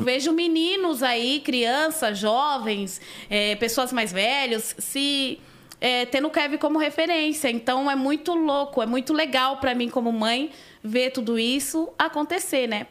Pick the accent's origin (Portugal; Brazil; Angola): Brazil; São Paulo; Sou nascida em São Paulo, nasci no Hospital da Vila Maria